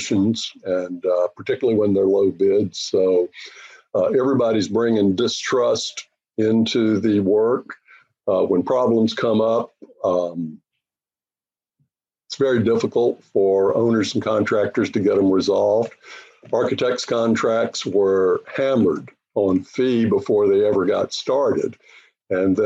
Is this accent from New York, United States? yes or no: no; North Carolina, United States; moved away; I grew up in North Carolina